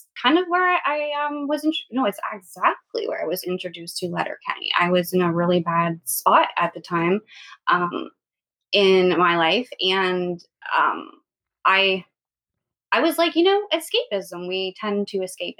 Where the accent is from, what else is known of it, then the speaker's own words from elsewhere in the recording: Harrisburg, Pennsylvania, United States; I'm from Harrisburg, Pennsylvania